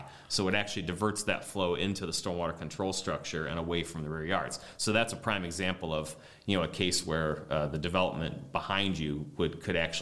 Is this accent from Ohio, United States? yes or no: yes; Lakewood, Ohio, United States; I grew up in Lakewood